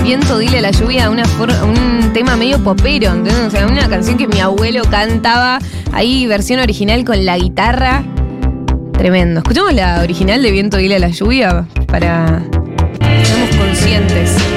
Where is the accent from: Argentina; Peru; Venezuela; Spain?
Argentina; de nuestro país